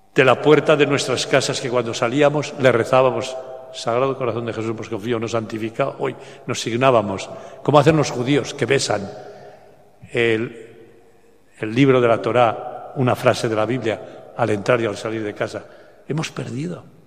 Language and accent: Spanish; bordering Catalonia, Aragon, Spain; now in Barcelona, Spain; allá en mi pueblo, de Aragón, limitando con Cataluña